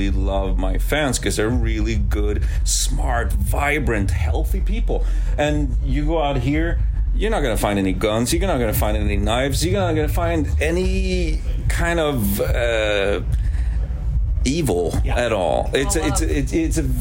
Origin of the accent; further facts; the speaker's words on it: Sweden; English is a second language; moved away; also born or lived in Arizona; I grew up in a little fishing village in Sweden